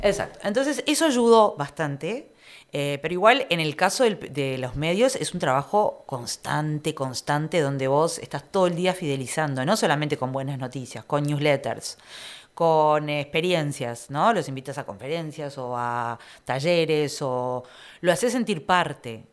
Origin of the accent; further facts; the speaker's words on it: Piriápolis, Maldonado, Uruguay; Yo soy de Piriápolis también, yo soy de Piriápolis